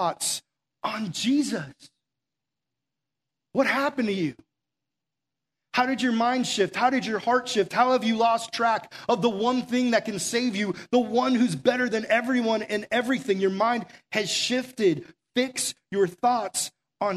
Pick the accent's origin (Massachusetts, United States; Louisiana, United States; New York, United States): Massachusetts, United States; now in Florida, United States; I'm from Massachusetts originally